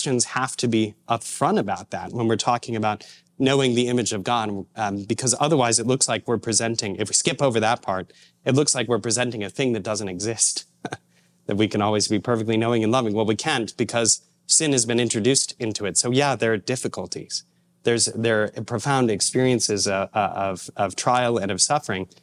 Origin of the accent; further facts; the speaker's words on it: Indiana, United States; moved away; I'm from Indiana originally